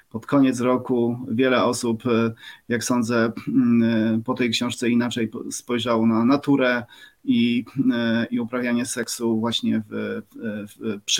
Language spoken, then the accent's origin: Polish; Subcarpathian Voivodeship, Poland; E, no i tak, jestem chłopakiem z Podkarpacia też, może tak podsumuję.